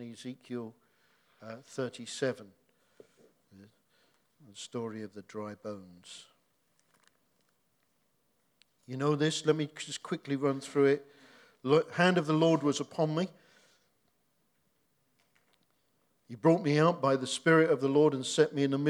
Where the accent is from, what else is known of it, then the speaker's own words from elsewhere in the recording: Hoddesdon, East of England, United Kingdom; moved away as an adult; also born or lived in Dagenham; I don't come from Dagenham, I come from Hertfordshire. I'm from Hoddesdon